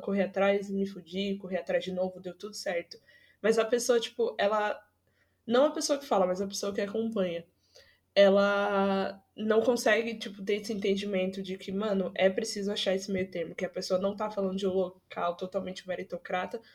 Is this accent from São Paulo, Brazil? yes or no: yes; São Paulo, Brazil; eu moro no Jardim Brasil. E, tipo, o Jardim Brasil, aqui da Zona Norte, hoje em dia tá bom, assim, hoje em dia, nos últimos 5, 6 anos. Mas quando eu era mais nova, era muita barra